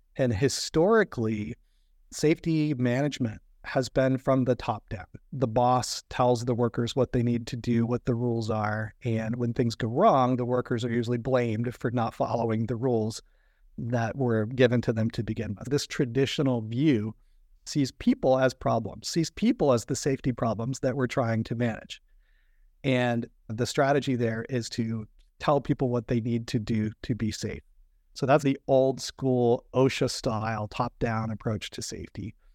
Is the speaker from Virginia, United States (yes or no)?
yes; Virginia, United States; moved away as an adult; also born or lived in Florida; I grew up in Virginia and I grew up around boats on the Chesapeake Bay and the James River.